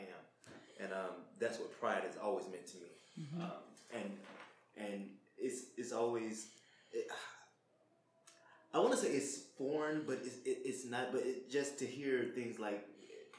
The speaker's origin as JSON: {"language": "English", "region": "South Louisiana", "country": "United States", "also_born_or_lived": "Georgia", "moved": "as an adult", "said": "I'm from South Louisiana"}